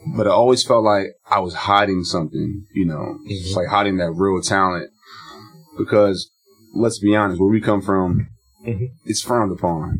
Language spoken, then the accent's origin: English; Philadelphia, Pennsylvania, United States; me being from Philly